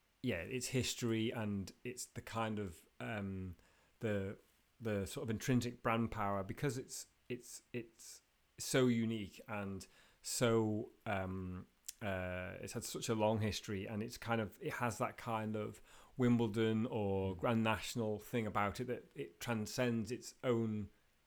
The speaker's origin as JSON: {"language": "English", "town": "Sulby", "country": "Isle of Man", "tie": "born or raised there", "said": "I grew up in Sulby, and my mum and dad's house when I grew up was on Sulby Strait"}